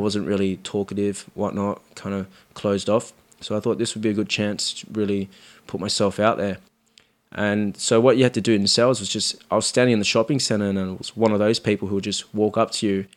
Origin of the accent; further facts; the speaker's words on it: Sydney, New South Wales, Australia; also born or lived in Cabramatta; I grew up in Marrickville, so, like, the first bit of my life was in Marrickville